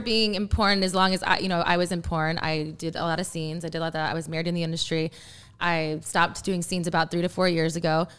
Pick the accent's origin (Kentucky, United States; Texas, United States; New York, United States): Texas, United States; I'm from Texas